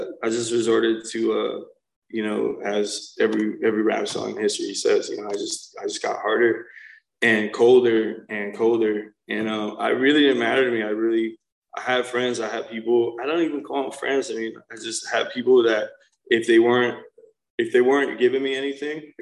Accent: New Jersey, United States; I'm from New Jersey, North Jersey, so like real Jersey, New York City area

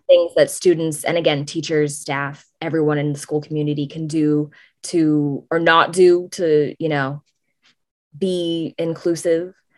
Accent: San Francisco, California, United States; I'm from San Francisco

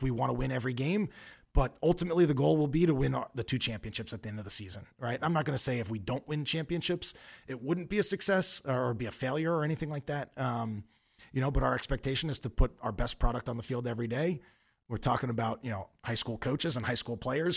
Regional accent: Long Island, New York, United States; moved away; I grew up on Long Island

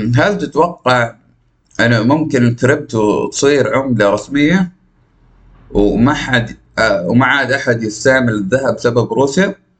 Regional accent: Najd, Saudi Arabia; accent: Najdi; نجدي من قلب صحراء نجد

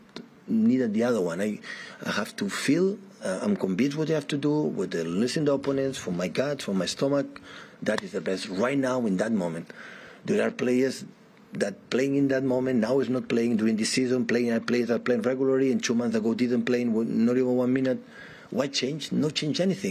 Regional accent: Catalonia, Spain; English is a second language; moved away as an adult; also born or lived in Munich, Germany; now in England; I was in my hometown, in my country, Catalonia, in my club

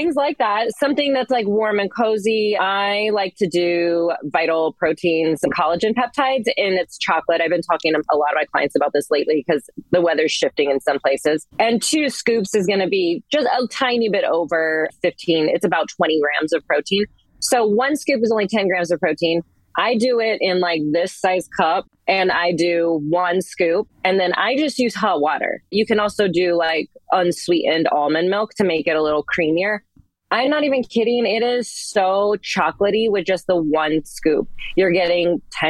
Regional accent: Northern California, United States; moved away as an adult; also born or lived in North Carolina / Washington State; I'm from Northern California originally

